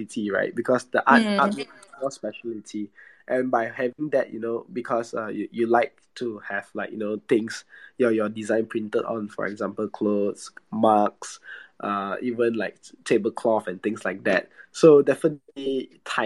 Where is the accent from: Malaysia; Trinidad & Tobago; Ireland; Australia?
Malaysia; I'm from Malaysia.